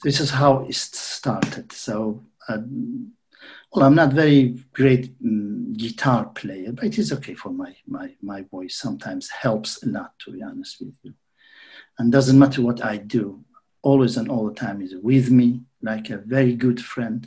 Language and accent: English; Saqqez, Kurdistan, Iran; first language Kurdish (Sorani); English is a second language; also born or lived in Sweden; now in United Kingdom; I am a Kurd from Iran and from the Kurdistan of Iran, from the city of Saqqez